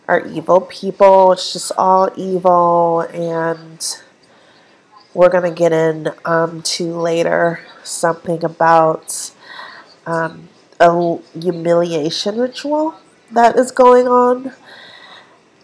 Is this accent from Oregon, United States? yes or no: no; Minneapolis, Minnesota, United States; also born or lived in Omaha, Nebraska; most of my family had moved to the south side of Minneapolis, and that's where I grew up